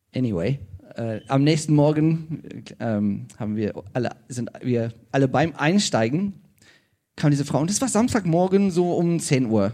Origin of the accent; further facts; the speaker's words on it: South Africa; German is a second language; moved away as an adult; now in Germany; ich komme ursprünglich aus Südafrika, wie ich schon gesagt habe. Ähm, ja, und wohne hier in Deutschland seit 17 Jahren